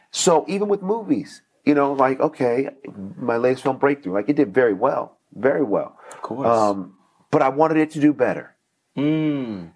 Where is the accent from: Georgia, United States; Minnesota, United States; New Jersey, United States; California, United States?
California, United States; Oakland; I'm from Northern California.